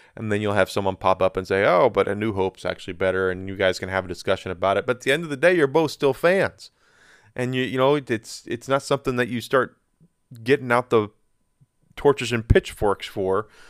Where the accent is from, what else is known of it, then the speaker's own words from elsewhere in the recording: United States; I'm an American, very proud to be an American. Love my country, love being here